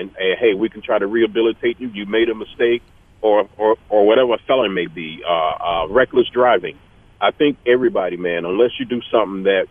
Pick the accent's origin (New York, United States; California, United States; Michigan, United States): Michigan, United States; Detroit; I grew up in Michigan, and I grew up around the Detroit area